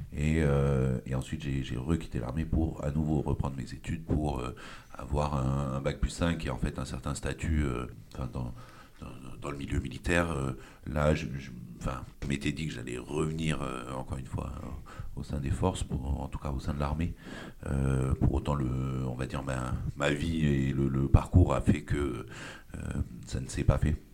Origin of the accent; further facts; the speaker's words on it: Puducherry, India; moved away as an adult; now in France; j'ai grandi en Inde, je suis, je suis, arrivé en France en 2006. Euh, puisque j'ai eu mon bac euh, là-bas au lycée français de Pondichéry